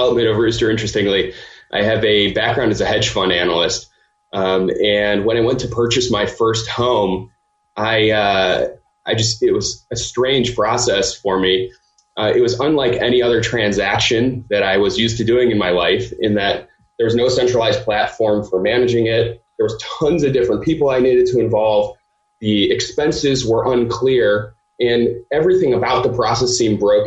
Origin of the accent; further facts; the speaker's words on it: Cleveland, Ohio, United States; moved away as an adult; also born or lived in Michigan; now in Chicago, United States; So I grew up in Cleveland.